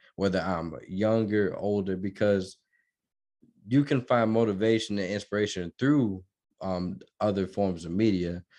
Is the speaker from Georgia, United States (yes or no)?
yes; Georgia, United States; moved away as an adult; also born or lived in Minnesota / Chicago; now in Denton County, United States; I'm from Minnesota, Minnesota, Minnesota, and I was born, and I was, uh, raised in Georgia